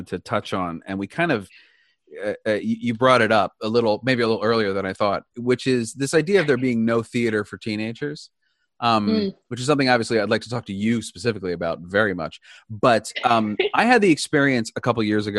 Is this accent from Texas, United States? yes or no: no; Wilmington, Delaware, United States; I grew up in Wilmington, Delaware.